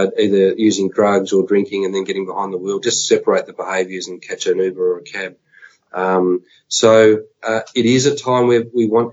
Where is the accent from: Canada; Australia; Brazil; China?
Australia; Warranwood, Victoria; I lived locally. I was in Warrenwood